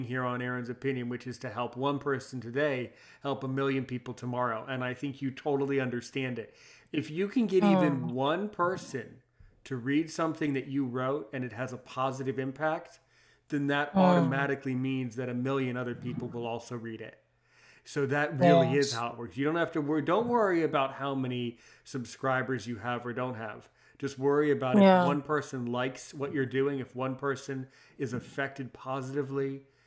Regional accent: United States; I was born in the United States

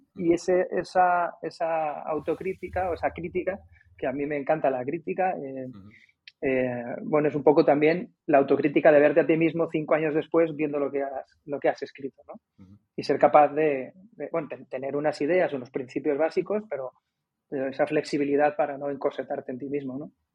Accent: Madrid, Community of Madrid, Spain; moved away as an adult; also born or lived in Alicante; now in Cádiz, Spain; yo nací en Alicante en el un 29 de diciembre de 1971 y por motivos laborales de mis padres me tuve que ir a Madrid más o menos en los años 80 y pocos, muy pocos

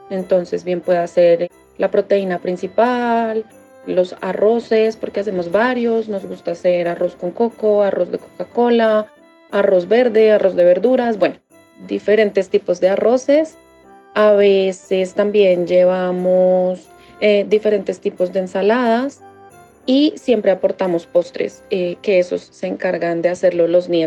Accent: Bogotá, Bogotá Capital District, Colombia; born there; nací y vivo en Bogotá.

